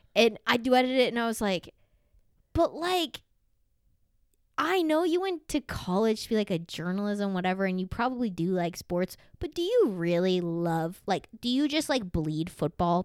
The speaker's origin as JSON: {"language": "English", "region": "the South", "country": "United States", "tie": "born or raised there", "moved": "yes", "said": "growing up in the South"}